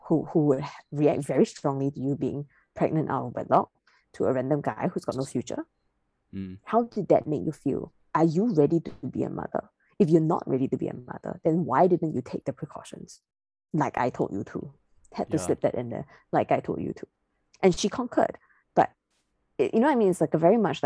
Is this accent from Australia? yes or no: no; Singapore; I'm a Singaporean citizen